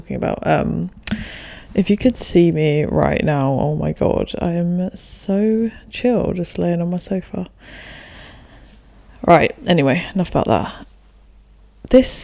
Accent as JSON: {"language": "English", "country": "Denmark", "tie": "born or raised there", "also_born_or_lived": "England", "said": "me and the 2 closest in age to me, we grew up in Denmark"}